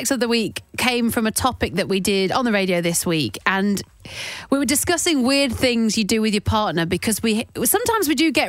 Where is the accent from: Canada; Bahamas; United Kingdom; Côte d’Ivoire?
United Kingdom; Midlands; I'm from the Midlands, boffing to me is puking.